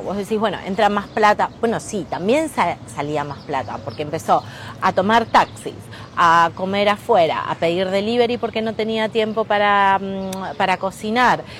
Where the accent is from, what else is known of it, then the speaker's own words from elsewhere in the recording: Rosario, Santa Fe, Argentina; Estoy ahora en Nueva York, pero soy una emprendedora de Rosario